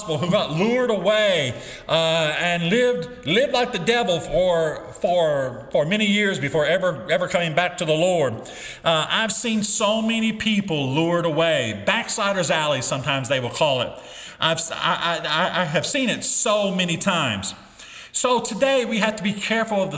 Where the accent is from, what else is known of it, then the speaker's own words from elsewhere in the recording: United States; As an American, as a public school teacher